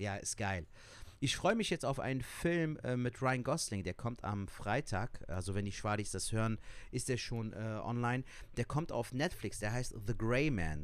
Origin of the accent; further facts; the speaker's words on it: Cologne, North Rhine-Westphalia, Germany; Ich bin in Köln geboren und aufgewachsen, bin eine Kölsche Jung